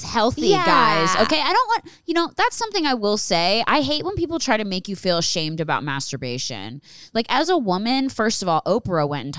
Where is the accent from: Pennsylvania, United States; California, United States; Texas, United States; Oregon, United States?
Pennsylvania, United States; Philadelphia; born or raised there